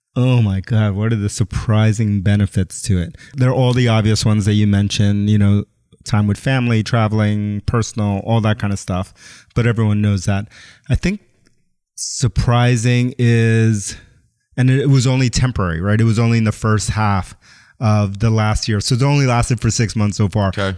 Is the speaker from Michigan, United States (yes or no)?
no; New York City, New York, United States; I grew up in New York City, but I grew up Puerto Rican, Ecuadorian, was born in the South Bronx. And then my mom moved us to Queens